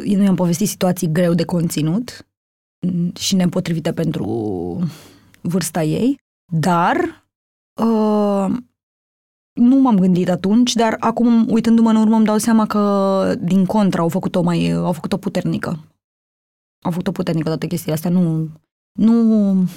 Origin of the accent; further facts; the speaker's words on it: Romania; am crescut în Sălăjan